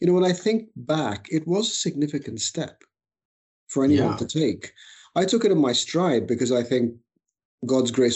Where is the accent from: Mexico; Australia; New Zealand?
Australia; moved away as an adult; also born or lived in Egypt; now in United Kingdom; I was born in Egypt, migrated with my family when I was very young to Australia. I was five. I grew up in Australia, finished my education there